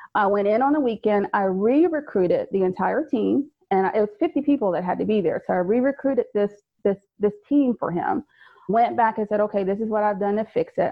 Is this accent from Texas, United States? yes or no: no; Fayetteville, North Carolina, United States; moved away as an adult; also born or lived in Maryland; I'm originally from Fayetteville, North Carolina.